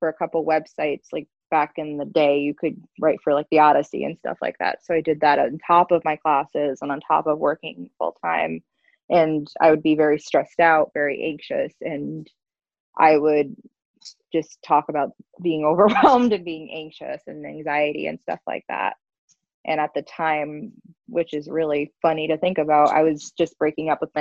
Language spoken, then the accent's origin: English; Connecticut, United States; I'm from Connecticut